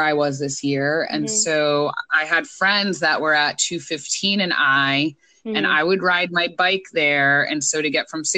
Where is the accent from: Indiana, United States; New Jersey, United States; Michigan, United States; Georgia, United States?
New Jersey, United States; I'm from New Jersey